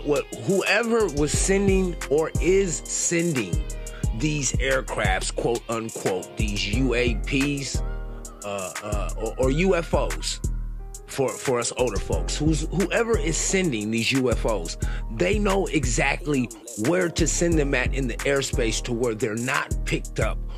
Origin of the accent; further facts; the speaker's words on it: United States; as a American born and raised in this motherfucking country